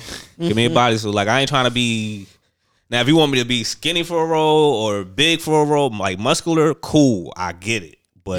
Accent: New York City, New York, United States; I'm from Brooklyn.

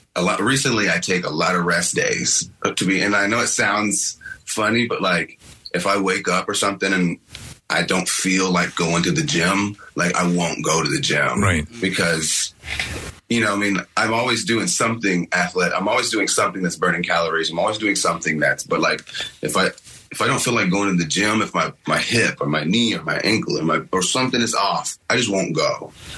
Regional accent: Paducah, Kentucky, United States; I'm actually from Kentucky

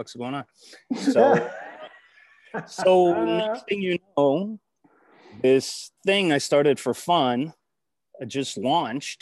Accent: Canada; I'm a Canadian by birth. I come to the States all the time, back and forth.

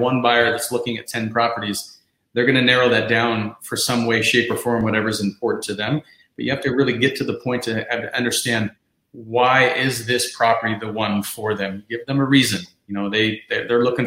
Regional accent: Ohio, United States; moved away as an adult; also born or lived in Chicago; now in South Florida, United States; I moved down here from Chicago, but I'm from Ohio, born and raised

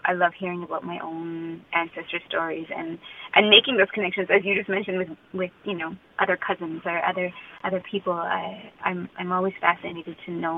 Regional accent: Meadow Lake, Saskatchewan, Canada; I grew up in Meadow Lake. I was born there.

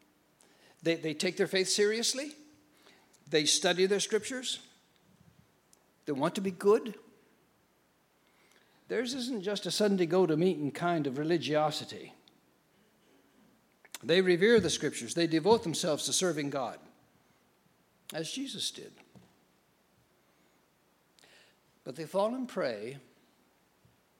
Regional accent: Tillamook, Oregon, United States; I grew up in Oregon, a little place called Tillamook

